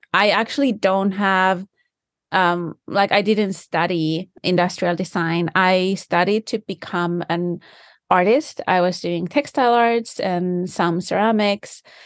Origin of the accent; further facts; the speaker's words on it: Finland; first language Finnish; English is a second language; now in United States; I do speak Finnish. That's my first language